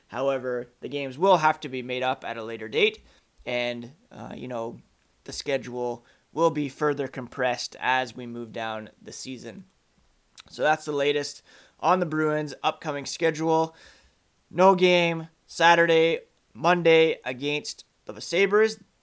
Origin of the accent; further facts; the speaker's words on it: Ottawa, Ontario, Canada; moved away; I grew up in Ottawa, uh, well, I guess from around kindergarten through to college.